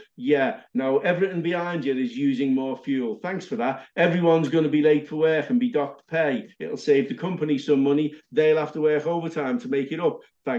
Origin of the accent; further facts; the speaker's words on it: Liverpool, North West England, United Kingdom; I don't know. I grew up in Liverpool. I did all the right things. I stayed away from drugs.